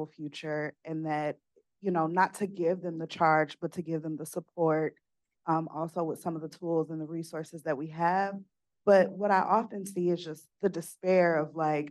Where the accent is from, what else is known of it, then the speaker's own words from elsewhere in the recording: Gary, Indiana, United States; communities that I grew up in, I'm from Gary, Indiana